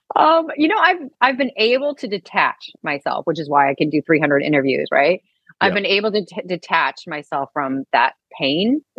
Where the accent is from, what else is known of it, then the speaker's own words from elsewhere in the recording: St. Louis, Missouri, United States; moved away; also born or lived in Dallas; I grew up in St. Louis